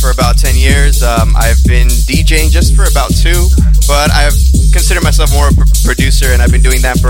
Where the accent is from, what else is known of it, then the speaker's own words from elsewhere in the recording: Costa Mesa, California, United States; From Costa Mesa.